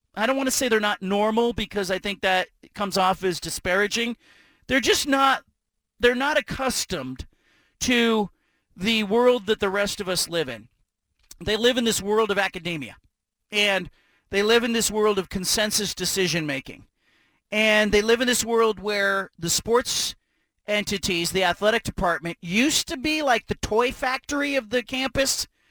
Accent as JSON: {"language": "English", "area": "Pac-12 footprint", "region": "the West", "country": "United States", "tie": "born or raised there", "said": "I grew up in the Pac 12 footprint."}